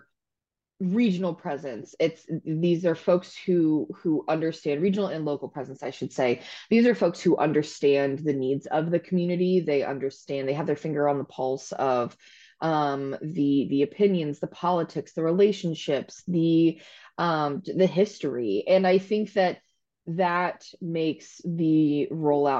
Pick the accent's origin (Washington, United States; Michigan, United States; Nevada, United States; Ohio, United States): Ohio, United States; Akron-Canton area, Northeast; moved away as an adult; now in Columbus, United States; I'm actually from Ohio, but I am originally from Northeast Ohio around the Akron-Canton area